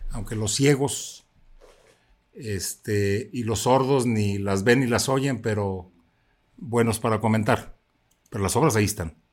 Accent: Zapotlanejo, Jalisco, Mexico; ayudó mucho a mi pueblo, ayudó mucho a Zapotlanejo.

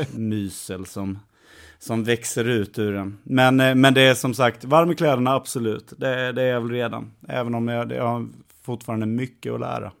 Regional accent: Värnamo, Jönköping County, Sweden; moved away; född och uppväxten i Värnamo

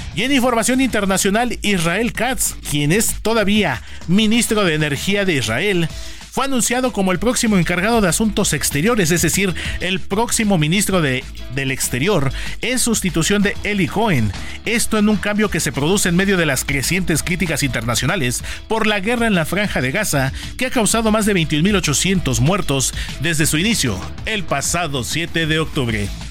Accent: Mexico; los mexicanos

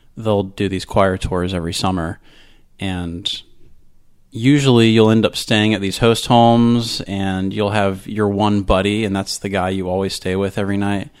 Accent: Florida, United States; also born or lived in Tampa, Florida / Maryland / Orange, California; I've almost been a Floridian all my life, but not quite. I was born in Tampa

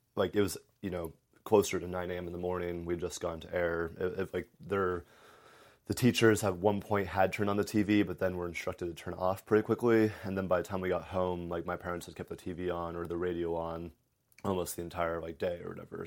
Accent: Clermont County, Ohio, United States; also born or lived in Anderson Township, Ohio; I was from Claremont County

